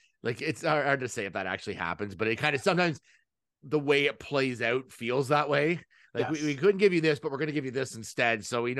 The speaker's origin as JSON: {"language": "English", "country": "Canada", "said": "being Canadian"}